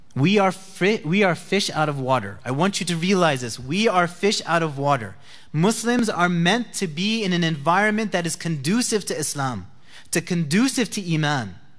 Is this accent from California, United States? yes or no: no; New Jersey, United States; I'm from New Jersey.